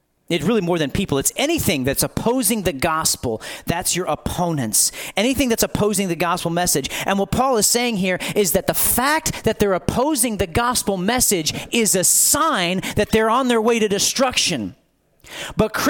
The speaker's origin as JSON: {"language": "English", "country": "United States"}